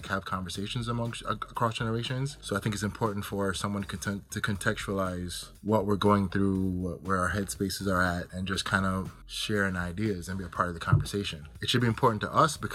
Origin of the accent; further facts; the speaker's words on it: Jamaica; I'm Jamaican